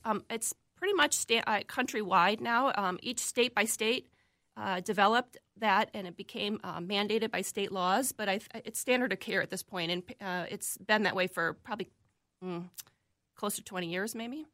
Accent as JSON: {"language": "English", "town": "Chicago", "region": "Illinois", "country": "United States", "tie": "born or raised there", "also_born_or_lived": "Valparaiso, Indiana / Florida", "moved": "as an adult", "lives_now": "Minnesota, United States", "said": "I grew up, like I said, in the Midwest, lived in the suburbs of Chicago, both in the Illinois side and briefly in the Indi-, Indiana side"}